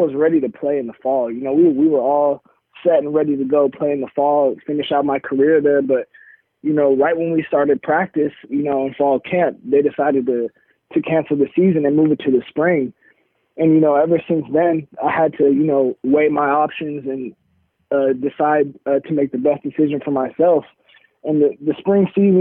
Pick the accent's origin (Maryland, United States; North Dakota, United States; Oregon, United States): Oregon, United States; Oregon, you know, obviously my hometown team